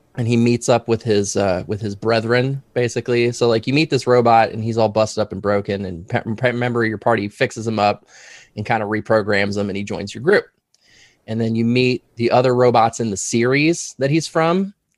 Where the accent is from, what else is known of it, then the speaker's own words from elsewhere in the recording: Loveland, Ohio, United States; also born or lived in Columbus, Ohio / New York State; I grew up in this very room that I'm actually sitting